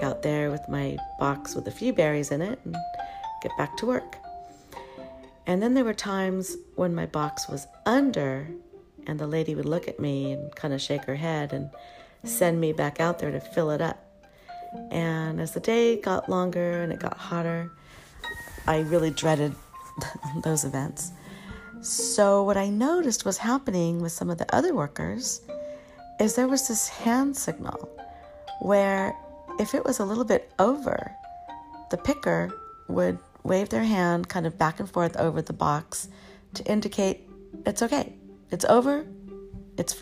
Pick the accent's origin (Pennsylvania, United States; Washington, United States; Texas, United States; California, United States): California, United States; Oxnard; We were growing up in Oxnard, California